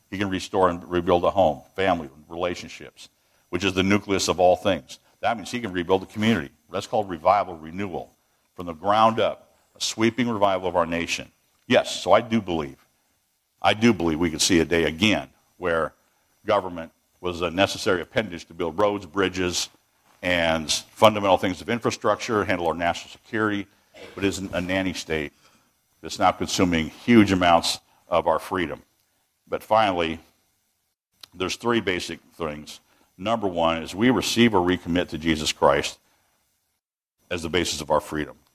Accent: Washington, United States; moved away as an adult; We were tra- we're transplants here now for the last 20 years, and uh, I come from the People's Republic of Washington State

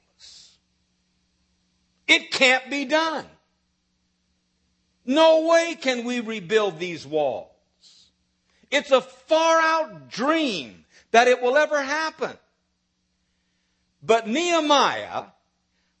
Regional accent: Nebraska, United States; moved away as an adult; also born or lived in South Bend, Indiana; now in Dallas, United States; I was raised in Nebraska

